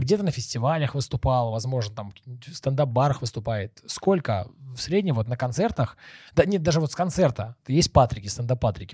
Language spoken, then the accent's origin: Russian; Bryansk, Bryansk Oblast, Russia; Я сам, смотри, из Брянска, у нас четыреста пятьдесят тысяч населения